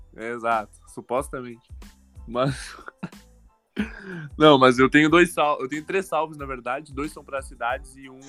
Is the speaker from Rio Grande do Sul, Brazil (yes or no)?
yes; Palmares do Sul, Rio Grande do Sul, Brazil; Quintão, minha terra natal